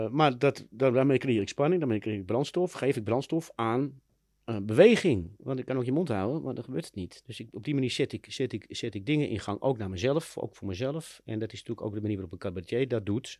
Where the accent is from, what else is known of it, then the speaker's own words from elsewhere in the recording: Amsterdam, North Holland, Netherlands; ik ben in Amsterdam opgegroeid in de Wijsgerenbuurt.